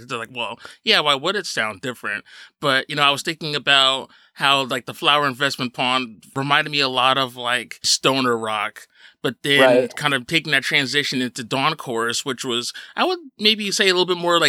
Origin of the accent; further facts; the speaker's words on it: Paterson, New Jersey, United States; moved away as an adult; also born or lived in Bloomfield, New Jersey / Montclair, New Jersey; now in Long Island, United States; I grew up in Patterson.